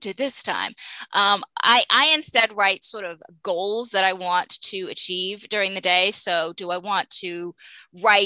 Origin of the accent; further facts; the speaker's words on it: Maine, United States; I'm from Maine